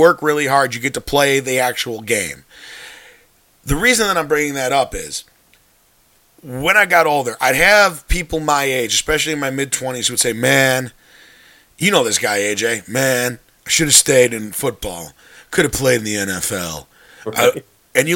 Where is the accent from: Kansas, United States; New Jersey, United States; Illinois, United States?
Illinois, United States; North Shore; I grew up on the North Shore, played football growing up